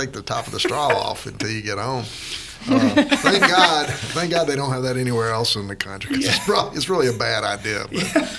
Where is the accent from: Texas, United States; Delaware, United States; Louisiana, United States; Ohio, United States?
Louisiana, United States; moved away; I grew up in Louisiana